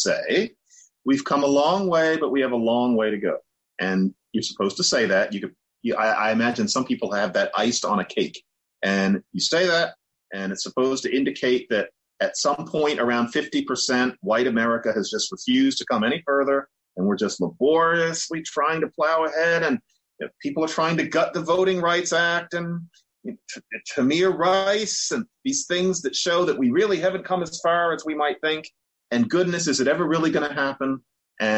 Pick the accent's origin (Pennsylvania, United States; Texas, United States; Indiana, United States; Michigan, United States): Pennsylvania, United States; Philadelphia; I grew up in Philadelphia